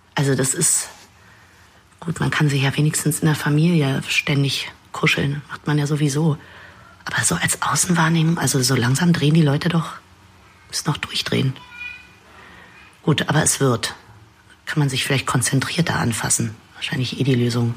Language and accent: German; Berlin, Germany; als Berlinerin